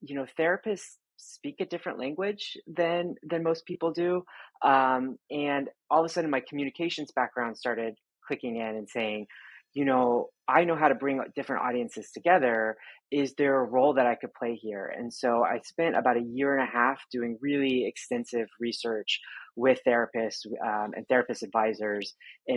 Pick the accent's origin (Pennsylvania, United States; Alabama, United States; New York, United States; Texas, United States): Texas, United States; I grew up in Texas